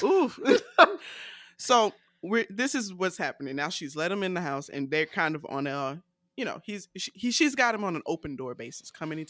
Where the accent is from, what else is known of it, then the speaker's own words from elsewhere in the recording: the South, United States; So I'm a Southerner and I love catchphrases.